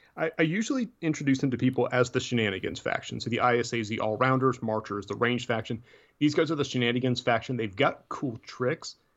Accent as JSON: {"language": "English", "region": "Tennessee", "country": "United States", "said": "I'm from Tennessee. I don't pronounce things right anyways"}